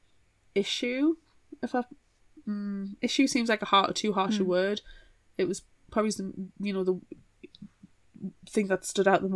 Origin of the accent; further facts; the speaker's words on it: United Kingdom; as a British person